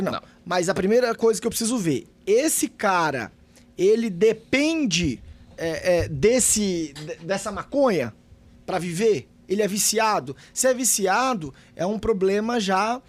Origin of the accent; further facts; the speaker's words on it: Bahia, Brazil; moved away; eu sou baiano, na minha, eu, tenho uma, eu morava em uma cidade que tem aproximadamente 25 mil habitantes